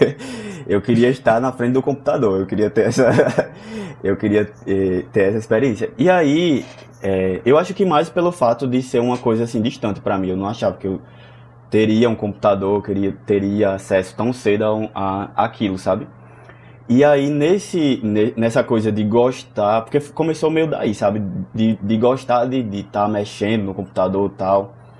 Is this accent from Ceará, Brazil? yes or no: no; Santa Rita, Paraíba, Brazil; eu sou natural de Santa Rita, é, região metropolitana aqui de João Pessoa, Paraíba